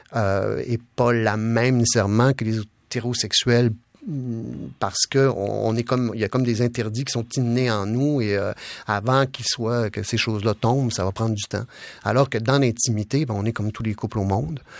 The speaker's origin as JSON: {"language": "French", "region": "Quebec", "country": "Canada", "said": "je suis québécois avant tout, je suis pas canadien, je suis québécois avant tout."}